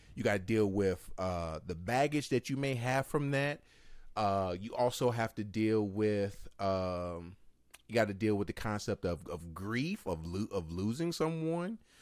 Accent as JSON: {"language": "English", "town": "Martinsville", "region": "Virginia", "country": "United States", "said": "we're from Martinsville."}